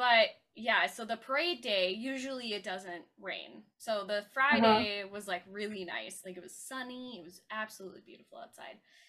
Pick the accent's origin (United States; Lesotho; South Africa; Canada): Canada; being a Canadian, summer is, like, it's very short